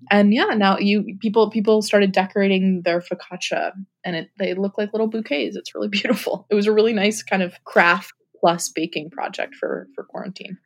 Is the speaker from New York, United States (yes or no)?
yes; New York, United States; I grew up in New York. We both live in New York